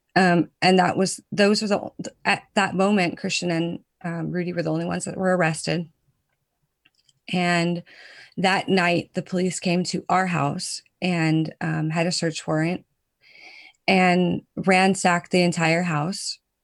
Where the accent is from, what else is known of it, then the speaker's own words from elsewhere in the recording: United States; now in Netherlands; I'm a proud American. I tell people all the time that I'm American.